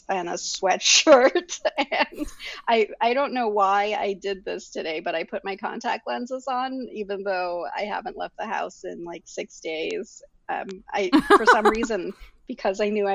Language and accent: English; Selangor, Malaysia; moved away; I grew up in Malaysia